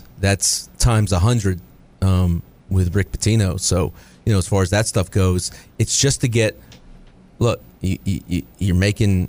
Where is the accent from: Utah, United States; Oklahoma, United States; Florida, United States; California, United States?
Florida, United States; knew I was from Florida